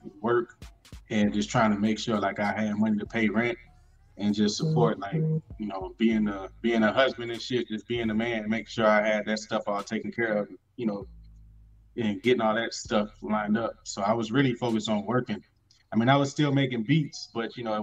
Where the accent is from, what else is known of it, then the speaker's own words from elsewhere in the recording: Chicago, Illinois, United States; moved away as an adult; now in North Carolina, United States; I was born and raised in Chicago.